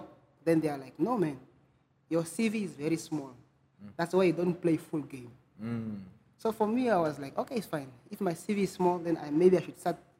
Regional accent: Arandis, Erongo, Namibia; moved away as an adult; also born or lived in Ongwediva; from the streets of Arandes. From the street of Arandes, and I started school there

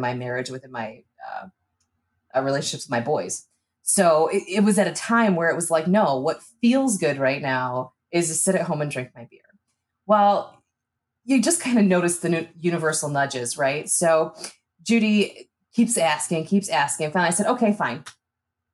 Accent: Michigan, United States; moved away as an adult; now in Omaha, United States; I moved to Omaha from Michigan

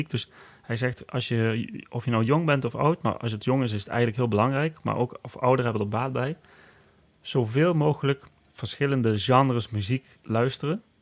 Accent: Netherlands

